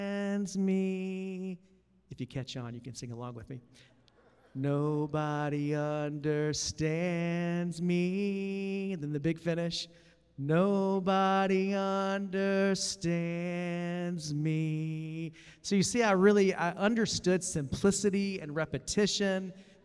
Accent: Columbia, South Carolina, United States; I grew up in Columbia, South Carolina

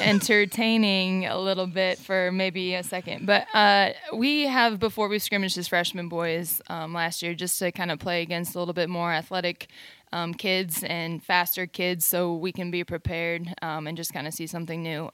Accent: Fort Wayne, Indiana, United States; also born or lived in East Lansing, Michigan; now in Texas, United States; I grew up, though, in Fort Wayne, Indiana.

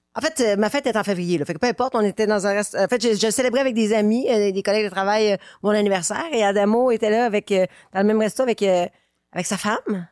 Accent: Quebec City, Quebec, Canada; je viens de Québec

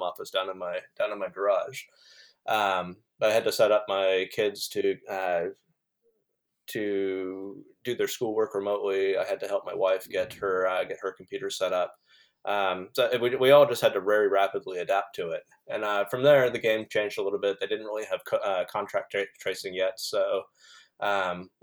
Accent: United States; moved away as an adult; now in New Zealand; I haven't actually lived in the United States for almost 10 years

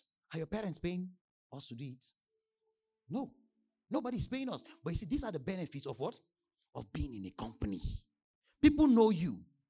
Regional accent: Nigeria; before I came from Nigeria, they were sending updates.

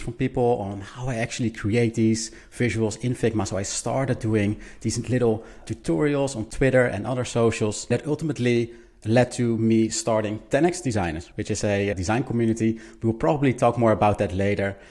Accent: Netherlands; I'm a designer from the Netherlands

